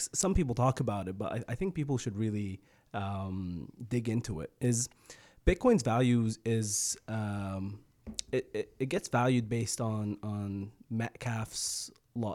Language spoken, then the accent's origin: English; Egypt; now in Canada; I grew up in Egypt